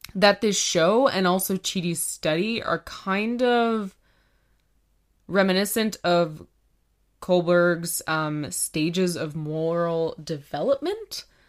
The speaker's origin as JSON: {"language": "English", "country": "Canada", "said": "we're Canadian"}